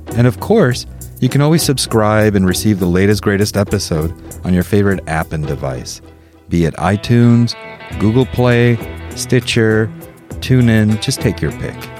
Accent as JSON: {"language": "English", "country": "Mexico", "tie": "born or raised there", "said": "I grew up in Mexico"}